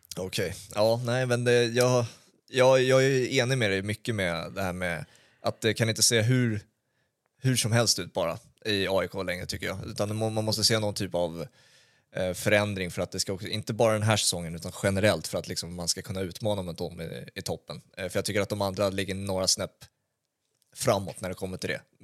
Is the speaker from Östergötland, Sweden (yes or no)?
no; Stockholm, Stockholm County, Sweden; jag kommer från Brommaområdet